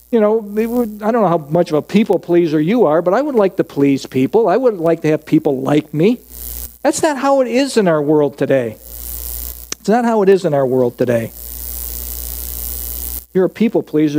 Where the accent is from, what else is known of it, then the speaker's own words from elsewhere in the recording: United States; I'm an American